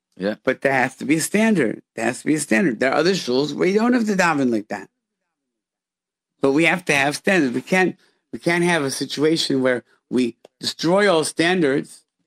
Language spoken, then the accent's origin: English; Rochester, New York, United States; we grew up in Rochester, which is an hour away from Niagara Falls